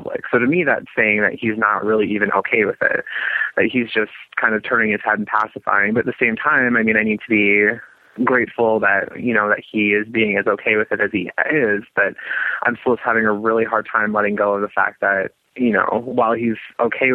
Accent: South Dakota, United States; moved away; I'm originally from South Dakota

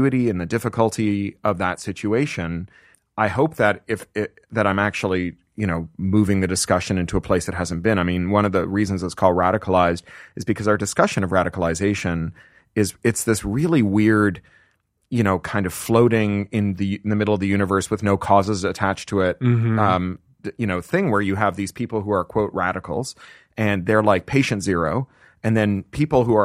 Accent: Canada; moved away as an adult; also born or lived in United Kingdom; now in United States; as a Canadian who then lived in the UK for 13 years

